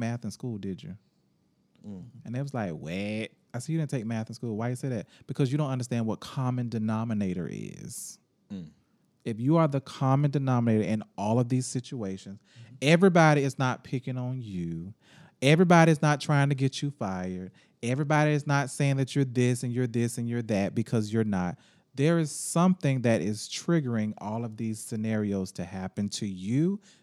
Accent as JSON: {"language": "English", "town": "Jacksonville", "region": "Florida", "country": "United States", "said": "I'm from Jacksonville"}